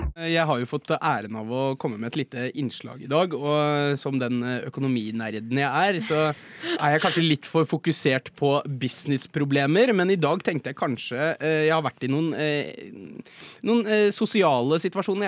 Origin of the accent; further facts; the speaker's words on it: Jessheim, Akershus, Norway; now in Oslo, Norway; hjemme på Jessheim så har vi en Coop